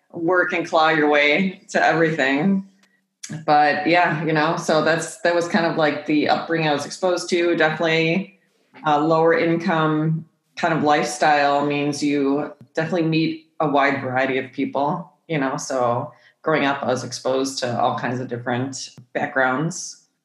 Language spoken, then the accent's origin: English; Midwest, United States; also born or lived in California; I was born all the way in California, but we're from the Midwest. California got too expensive for my mom by the time she had my brother, her third kid, so we came back to the Midwest